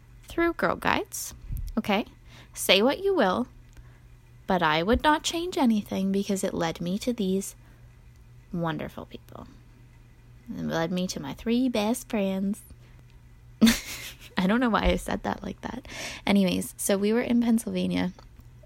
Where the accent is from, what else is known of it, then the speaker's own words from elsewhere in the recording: Canada; we're from Canada